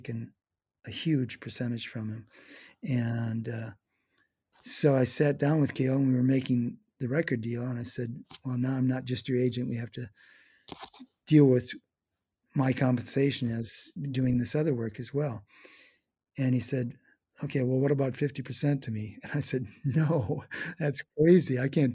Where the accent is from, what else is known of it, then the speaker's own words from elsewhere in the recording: Eau Claire, Wisconsin, United States; moved away as an adult; also born or lived in Milwaukee, Wisconsin; now in San Francisco, United States; I was visiting my home in Eau Claire, Wisconsin